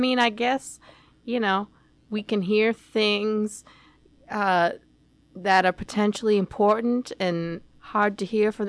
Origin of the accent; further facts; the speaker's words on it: Macon, Georgia, United States; Down the road from where we grew up in Macon, Georgia